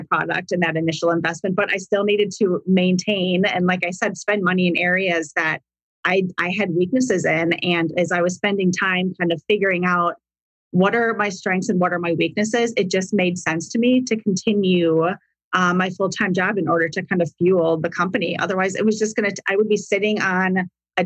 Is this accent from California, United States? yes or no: no; Wisconsin, United States; moved away as an adult; now in Arizona, United States; I grew up in Wisconsin